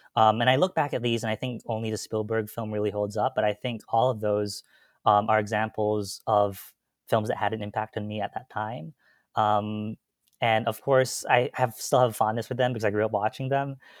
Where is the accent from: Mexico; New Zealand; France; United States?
United States; Gaithersburg, Maryland; I am from Gaithersburg, Maryland